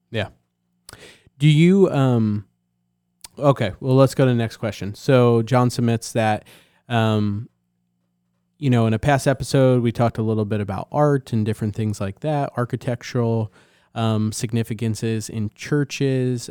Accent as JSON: {"language": "English", "region": "Northeast", "country": "United States", "tie": "born or raised there", "also_born_or_lived": "New Jersey", "moved": "yes", "said": "growing up in the Northeast"}